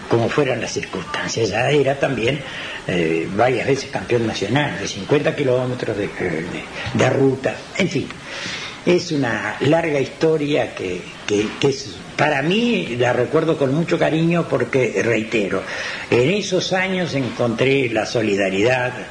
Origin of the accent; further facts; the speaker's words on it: Carmelo, Colonia, Uruguay; Cuando yo vine de Carmelo y corrí acá, como en Carmelo nos dicen a todos nosotros francois